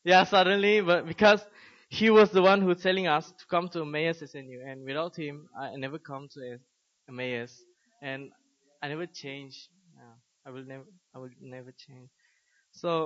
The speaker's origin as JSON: {"language": "English", "country": "Malaysia", "tie": "born or raised there", "also_born_or_lived": "South Korea", "moved": "as an adult", "lives_now": "Seoul, South Korea", "said": "I was born and raised in Malaysia and came to Korea about 6 months ago"}